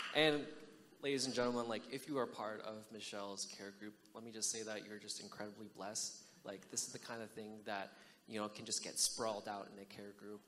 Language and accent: English; United States; I'm American born